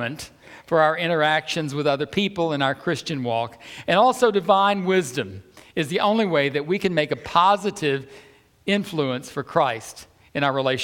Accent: the South, United States; I'm from the South

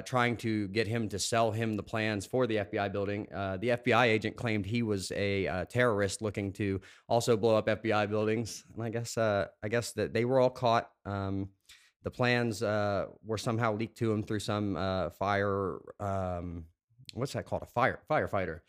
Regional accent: Morgantown, West Virginia, United States; also born or lived in Simi Valley, California / Georgia; now in Clarksburg, United States; I'm originally from Morgantown. I was born in Simi Valley, California, but I've lived here in Clarksburg for the past thirteen months.

